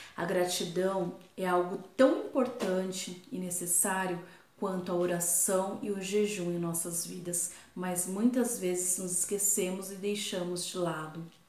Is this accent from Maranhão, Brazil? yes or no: no; Ribeirão Pires, São Paulo, Brazil; sou de Ribeirão Pires, São Paulo